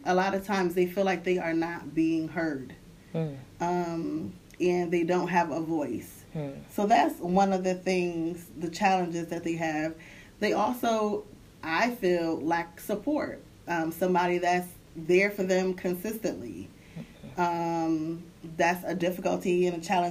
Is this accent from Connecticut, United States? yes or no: yes; Hartford, Connecticut, United States; moved away as an adult; also born or lived in DMV area; I'm originally from Hartford, Connecticut